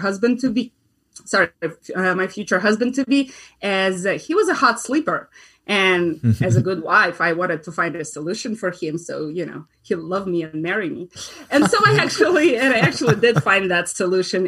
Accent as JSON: {"language": "English", "country": "Russia", "moved": "as an adult", "lives_now": "United States", "said": "I am an immigrant. I'm originally from Russia"}